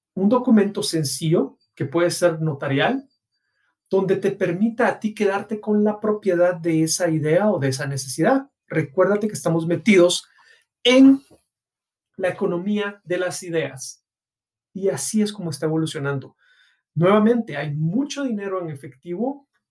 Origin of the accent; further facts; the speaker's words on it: Guatemala; en mi país, Guatemala